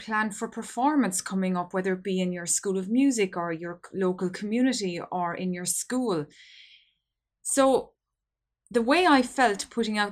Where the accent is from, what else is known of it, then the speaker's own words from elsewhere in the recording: Ireland; here in my home country of Ireland